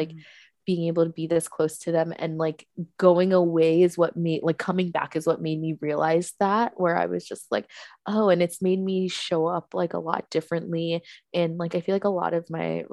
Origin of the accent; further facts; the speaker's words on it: East Coast, United States; now in New York, United States; I grew up on the East Coast